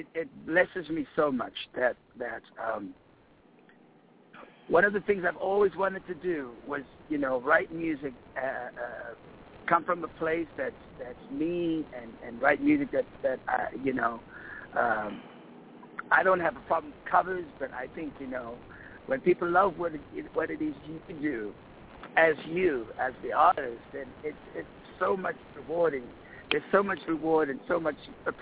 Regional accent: Cape Town, Western Cape, South Africa; moved away; I am going to do this in my hometown, in my community

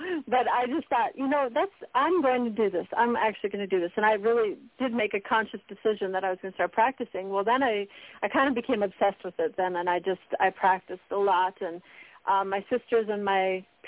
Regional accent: Center, North Dakota, United States; I'm from Center, North Dakota. It's by Bismarck.

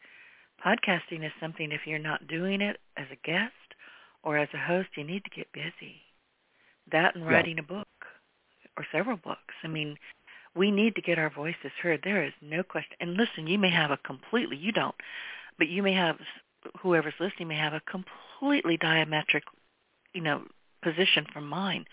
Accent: United States; I'm an American, and I'm a proud American

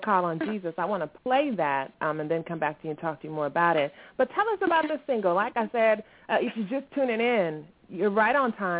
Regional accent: Virginia, United States; Because I was born and heard in Virginia. Virginia, repping.

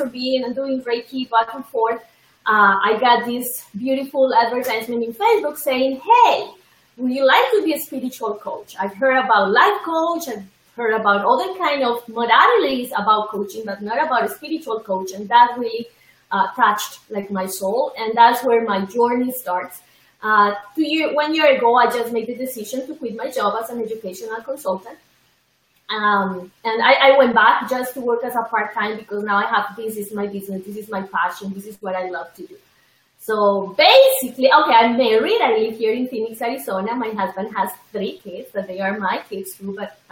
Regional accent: Colombia; moved away; I am originally from Colombia

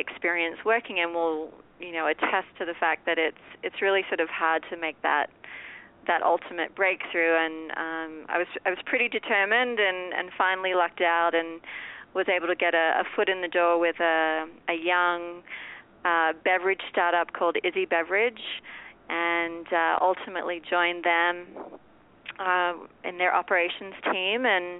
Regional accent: Cairns, Queensland, Australia; moved away as an adult; now in United States; I was born and raised in Australia in a little coastal town called Cairns, which is in sort of the most northeastern metropolis in Australia, you know, sort of the gateway to the Great Barrier Reef.

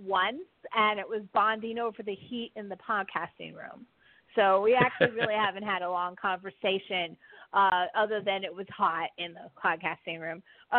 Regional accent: San Pablo, California, United States; where I grew up in San Pablo, California.

